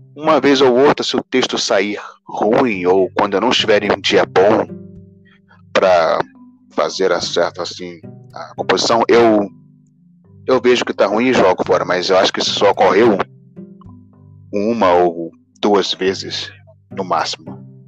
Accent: Rio de Janeiro, Brazil; sou do Rio de Janeiro, eu tenho 21 anos

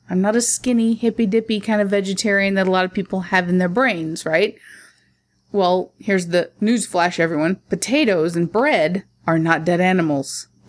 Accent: Middle America, Midwest, United States; I was raised in Middle America

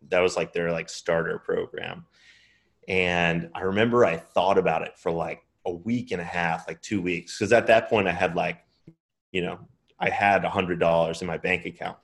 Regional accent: Long Island, New York, United States; I was born in New York on Long Island, and then I grew, I mean, I grew up there, was there until I turned eighteen

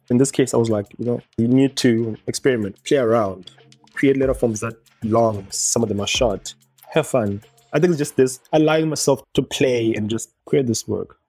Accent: Harare, Zimbabwe; also born or lived in Bulawayo, Zimbabwe / Johannesburg, South Africa; I'm born and raised in Zimbabwe, but then I do switch in between Harare and Johannesburg

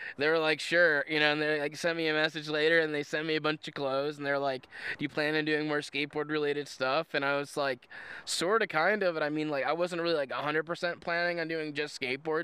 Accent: Indiana, United States; I'm from Indiana

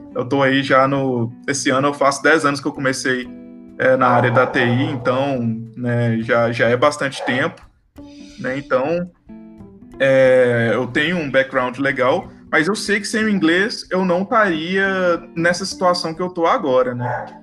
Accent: Brazil; accent: Brazilian; Eu tenho sotaque de brasileiro

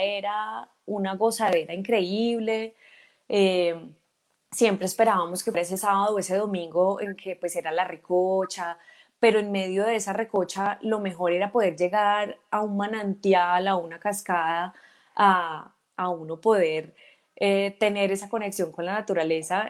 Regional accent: Ibagué, Tolima, Colombia; yo nací en Ibagué en el año 1980, eh, ibaguereña totalmente.

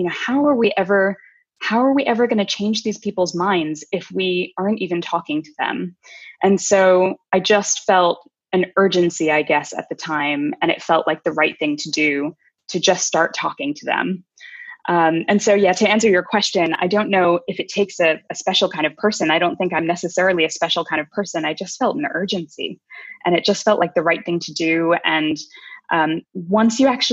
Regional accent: United States; as a kid growing up, I grew up in America, the kid of Indian immigrants

